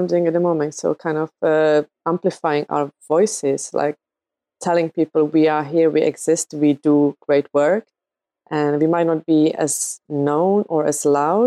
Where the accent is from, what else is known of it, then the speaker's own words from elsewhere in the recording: Czechia; now in United Kingdom; I live in the UK. I'm originally from the Czech Republic